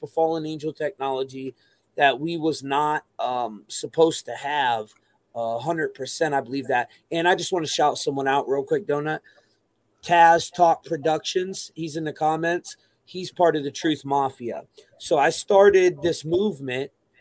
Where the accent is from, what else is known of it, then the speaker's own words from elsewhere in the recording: New York City, New York, United States; I'm from Brooklyn.